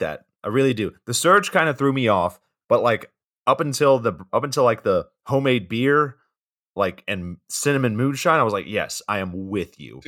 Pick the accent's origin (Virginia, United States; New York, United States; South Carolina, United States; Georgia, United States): Georgia, United States; We're both from Georgia